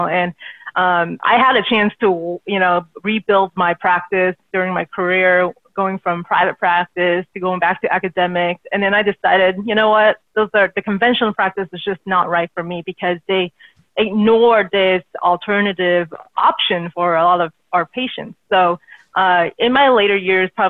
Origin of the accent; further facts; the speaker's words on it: outside of Seattle, Pacific Northwest, Washington, United States; moved away as an adult; now in Southern California, United States; I grew up in the Pacific Northwest, grew up outside of Seattle, went to school there, and then finally sort of moved down here to Southern California